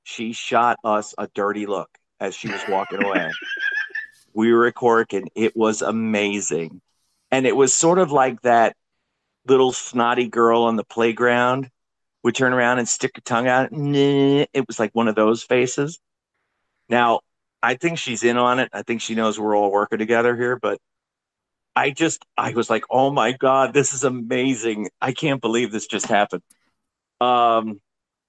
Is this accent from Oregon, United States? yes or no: no; Florida, United States; also born or lived in New York; I was born in New York, then grew up in Florida.